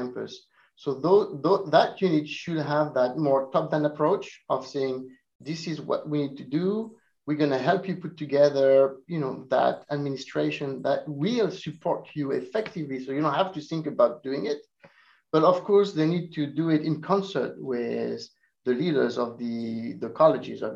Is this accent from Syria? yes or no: no; France; also born or lived in Italy; now in Urbana-Champaign, United States; I was born in Italy, I grew up in France